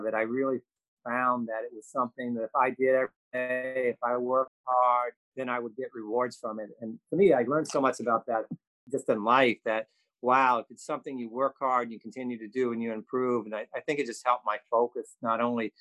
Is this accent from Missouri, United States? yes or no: no; West Virginia, United States; moved away; I grew up in West Virginia.